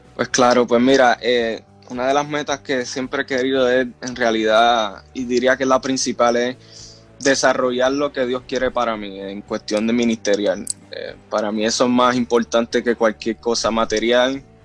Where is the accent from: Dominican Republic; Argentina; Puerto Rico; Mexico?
Puerto Rico; Río Grande; moved away as an adult; also born or lived in Florida; yo nací en Puerto Rico, en el pueblo de Río Grande. Ah, sí, en el pueblo de Río Grande y me crié siempre en la iglesia evangélica El Tabor